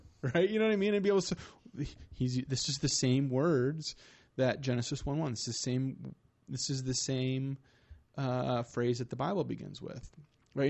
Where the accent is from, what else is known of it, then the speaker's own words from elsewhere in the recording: Michigan, United States; now in Fort Wayne, United States; I live here in Fort Wayne, Indiana, but I'm from Michigan